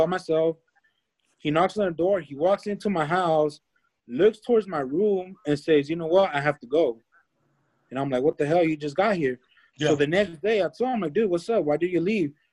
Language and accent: English; Escondido, California, United States; now in Hemet, United States; I'm originally from Escondido. I'm out here in Hemet now